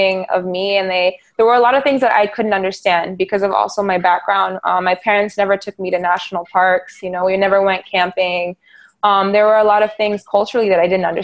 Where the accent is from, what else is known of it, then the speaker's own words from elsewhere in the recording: Dakar, Senegal; moved away; my experiences as a child, also growing up in Dakar